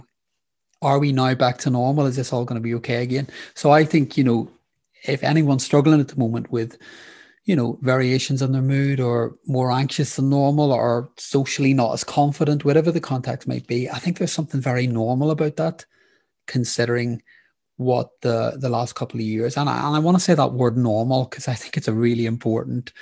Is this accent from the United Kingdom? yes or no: yes; Northern Ireland, United Kingdom; I grew up in Northern Ireland during the Troubles.